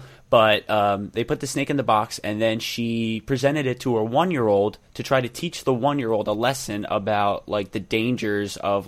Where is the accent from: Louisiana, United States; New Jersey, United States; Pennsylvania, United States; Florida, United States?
Pennsylvania, United States; Philadelphia; moved away; I'm from Philadelphia